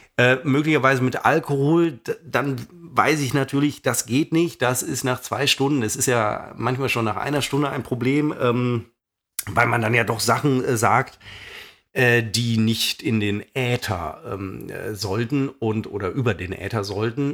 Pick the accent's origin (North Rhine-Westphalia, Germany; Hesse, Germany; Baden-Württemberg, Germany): North Rhine-Westphalia, Germany; Münster; meiner Heimatstadt Münster